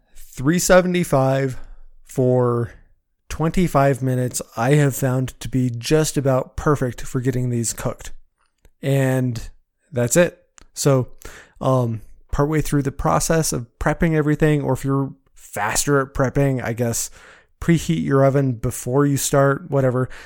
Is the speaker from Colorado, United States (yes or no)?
yes; Colorado, United States; moved away as an adult; Growing up in Colorado